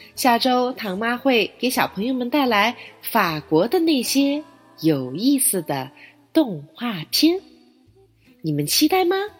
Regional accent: China; 清明节是我们中国人的传统节日

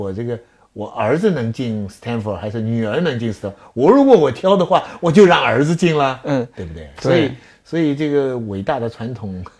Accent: China; 那今天也还是我们中国人，我们希望我们的子孙跟妈妈一样聪明

